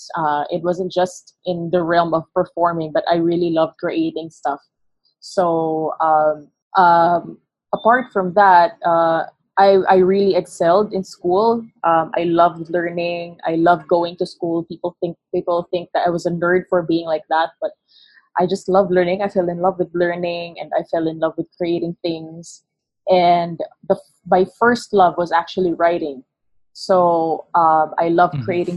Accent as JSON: {"language": "English", "area": "Negros Occidental", "region": "Western Visayas", "country": "Philippines", "tie": "born or raised there", "first_language": "Hiligaynon", "second_language": "English", "moved": "yes", "lives_now": "Quezon City, Philippines", "said": "I was born here in Quezon City, but I spent most of my childhood in Negros Occidental."}